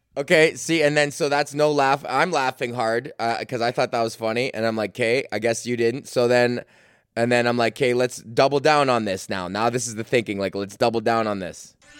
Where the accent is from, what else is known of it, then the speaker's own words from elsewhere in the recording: Canada; as a Canadian